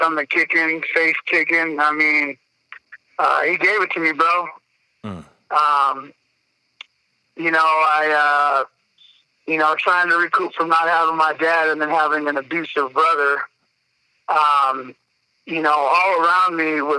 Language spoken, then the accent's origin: English; Denver, Colorado, United States; also born or lived in Missouri; I grew up in South Denver, watching my parents fight